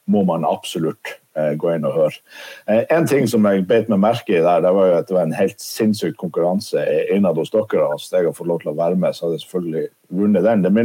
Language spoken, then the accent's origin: Norwegian; Nordland, Norway; Jeg er fra Lofoten. … fra Lofoten.